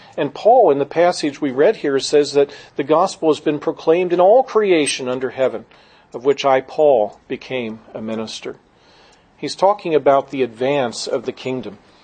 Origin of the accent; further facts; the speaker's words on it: Gettysburg, Pennsylvania, United States; I grew up in Gettysburg, Pennsylvania